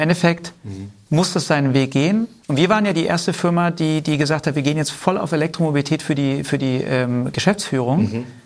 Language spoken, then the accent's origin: German; Swabia, Germany; im Schwaben, wo ich herkomme